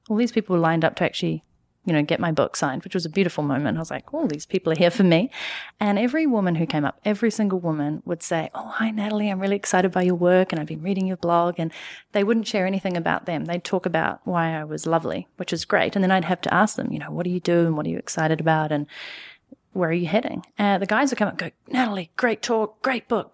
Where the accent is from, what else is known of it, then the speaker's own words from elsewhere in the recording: New Zealand; moved away as an adult; also born or lived in Canada / London; now in New York City, United States; I'm from New Zealand